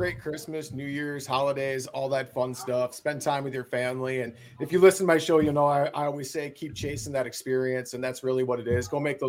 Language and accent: English; Wisconsin, United States; I'm from Wisconsin.